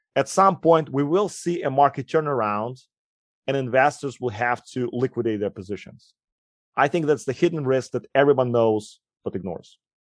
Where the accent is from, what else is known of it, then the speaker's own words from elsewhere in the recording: Ukraine; English is a second language; moved away; also born or lived in Moscow; As you will quickly notice, I have an accent. I grew up in Ukraine